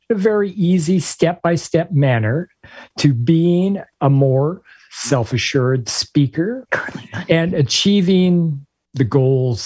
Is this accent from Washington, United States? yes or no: yes; Spokane, Washington, United States; moved away as an adult; now in Florida, United States; I was born and raised in Washington State